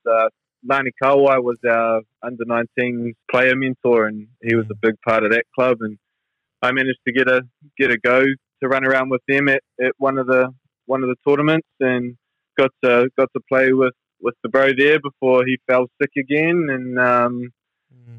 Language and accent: English; New Zealand; growing up in New Zealand